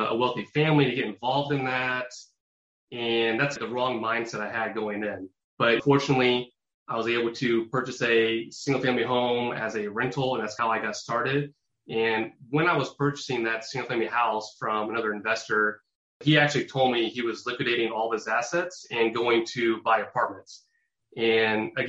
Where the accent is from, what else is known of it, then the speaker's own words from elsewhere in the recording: Indianapolis, Indiana, United States; born and raised in Indianapolis, Indiana